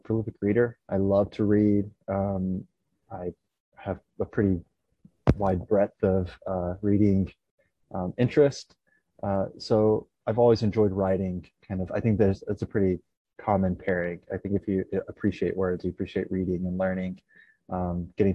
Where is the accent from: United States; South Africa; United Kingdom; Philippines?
United States; East Tennessee; I grew up in East Tennessee